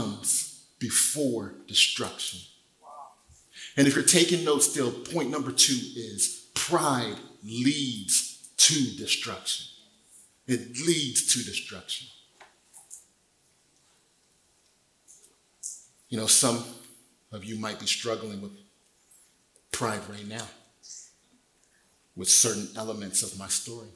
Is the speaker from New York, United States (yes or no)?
no; Desert Hot Springs, California, United States; moved away as an adult; now in Temecula, United States; Ended up back in my hometown, Desert Hot Springs